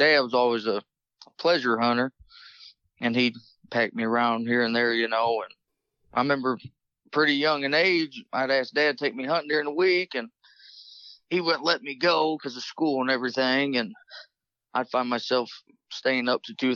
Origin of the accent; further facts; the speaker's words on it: La Crosse, Indiana, United States; I'm from La Crosse, Indiana.